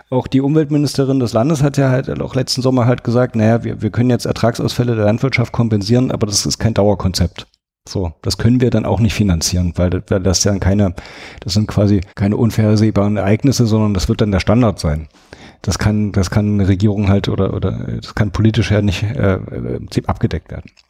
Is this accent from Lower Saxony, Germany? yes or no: no; Thuringia, Germany; Das ist eine große Herausforderung für mich, weil ich bin in Thüringen aufgewachsen. Da gibt es praktisch Fleisch zu Fleisch als Beilage.